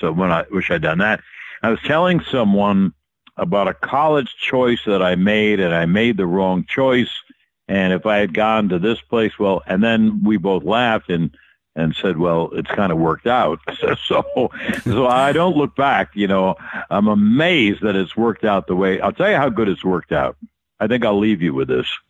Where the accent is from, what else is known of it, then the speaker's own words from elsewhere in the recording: New York, United States; also born or lived in Atlanta; I was raised in New York as a child